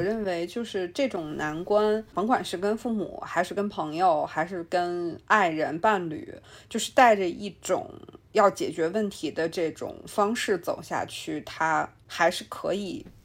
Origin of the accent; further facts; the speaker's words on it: China; 我们中国人